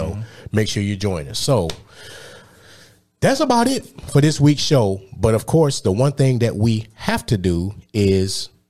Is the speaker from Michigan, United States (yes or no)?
yes; Detroit, Michigan, United States; When I was growing up in Detroit, we would, back in like the early, mid-90s